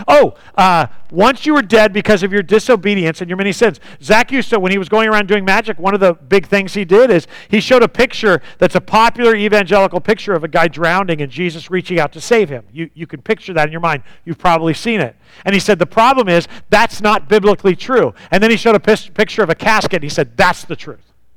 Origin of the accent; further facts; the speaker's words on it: United States; growing up in the United States